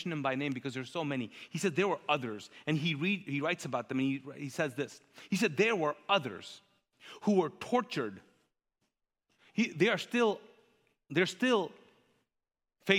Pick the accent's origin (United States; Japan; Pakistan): Pakistan; first language Urdu; English is a second language